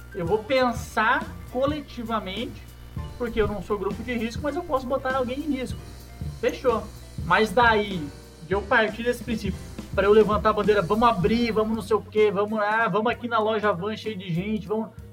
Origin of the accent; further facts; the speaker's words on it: Santa Catarina, Brazil; now in Minas Gerais, Brazil; então eu tô aqui em Minas, né? Sou de Santa Catarina